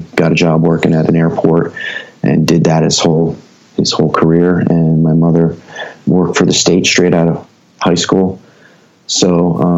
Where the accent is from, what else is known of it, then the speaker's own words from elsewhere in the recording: Ewing Township, New Jersey, United States; also born or lived in Trenton, New Jersey / Lawrenceville, New Jersey; born in Trenton, and grew up in Ewing Township, which was just a suburb of Trenton